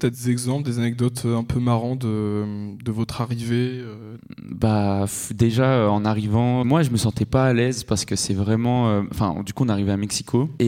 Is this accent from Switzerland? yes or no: yes; Switzerland; born there; Déjà, je suis né en Suisse, donc je, j'ai passé, je suis passé par la Suisse.